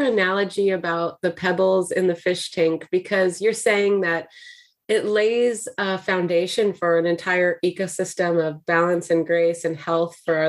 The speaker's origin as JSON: {"language": "English", "town": "Santa Cruz", "region": "California", "country": "United States", "tie": "born or raised there"}